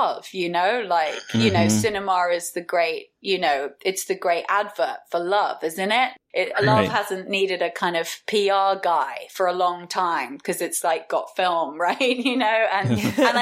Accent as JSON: {"language": "English", "area": "West Country", "region": "South West England", "country": "United Kingdom", "tie": "born or raised there", "said": "grew up in the West Country in the UK"}